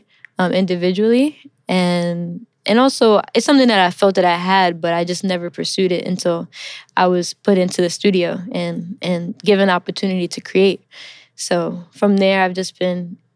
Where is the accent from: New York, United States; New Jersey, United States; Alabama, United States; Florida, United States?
New York, United States; New York City; first language English; also born or lived in Milan, Italy; I'm a New York native. I'm originally from Queens, New York. I grew up here